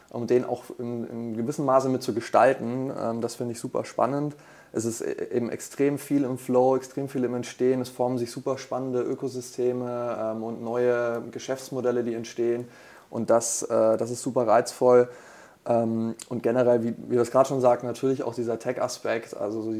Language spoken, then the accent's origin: German; Bavaria, Germany; now in Hamburg, Germany; Ähm, ich komme ursprünglich aus Franken und äh, bin jetzt seit äh, gut zwei Jahren hier in Hamburg, ähm, Wahlhamburger quasi